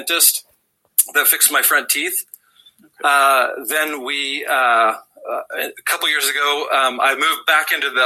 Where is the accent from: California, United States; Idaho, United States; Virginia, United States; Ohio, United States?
Idaho, United States; Southern; also born or lived in Wendover, Utah; So I grew up in Southern Idaho, where I currently practice.